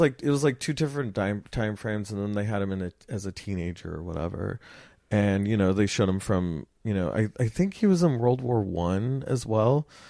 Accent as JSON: {"language": "English", "town": "Los Angeles", "region": "California", "country": "United States", "tie": "born or raised there", "said": "I grew up in Los Angeles"}